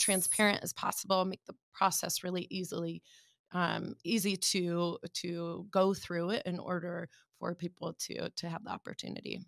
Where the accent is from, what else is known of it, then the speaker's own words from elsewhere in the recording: Omaha, Nebraska, United States; moved away as an adult; also born or lived in Chicago; I was born and raised in Omaha